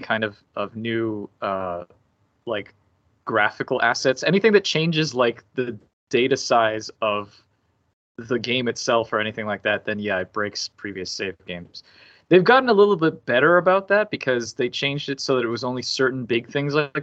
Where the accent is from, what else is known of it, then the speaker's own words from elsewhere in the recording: Miami, Florida, United States; I grew up in Miami